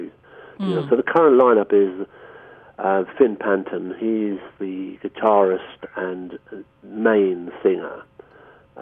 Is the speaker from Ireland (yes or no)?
yes; Ireland; being Irish